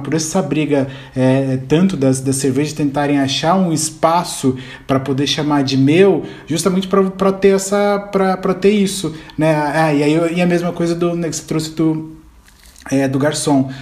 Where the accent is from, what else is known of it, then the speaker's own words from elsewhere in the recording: Ribeirão Preto, São Paulo, Brazil; Eu sou de Ribeirão também